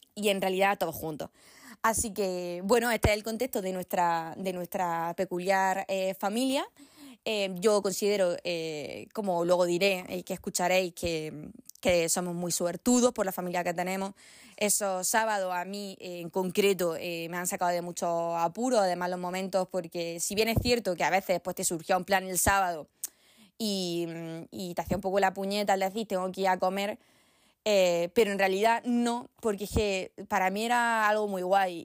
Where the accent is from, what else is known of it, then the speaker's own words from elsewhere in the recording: Granada, Andalusia, Spain; la mayoría somos de Granada